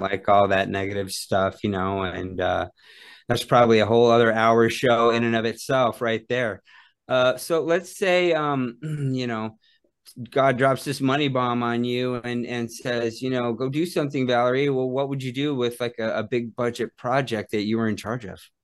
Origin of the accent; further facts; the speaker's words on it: Phoenix, Arizona, United States; growing up in Phoenix